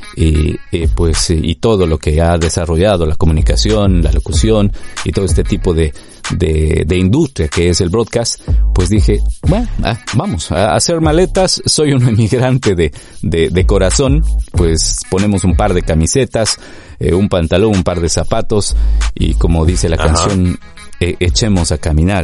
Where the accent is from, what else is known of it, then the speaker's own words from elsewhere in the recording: Ecuador; moved away as an adult; also born or lived in Madrid, Spain; now in London, United Kingdom; trabajando ya en medios de comunicación en mi país